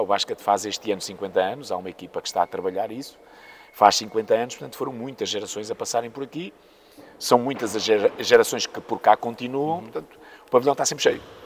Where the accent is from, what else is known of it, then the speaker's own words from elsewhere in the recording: Póvoa de Varzim, Norte, Portugal; also born or lived in Maputo (Lourenço Marques), Mozambique; eu sou moçambicano, vim para, para a Póvoa uh, com cerca de oito anos